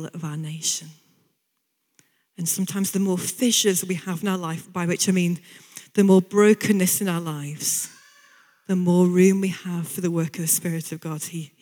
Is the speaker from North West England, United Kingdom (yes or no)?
yes; Bolton, North West England, United Kingdom; I'm from Bolton originally.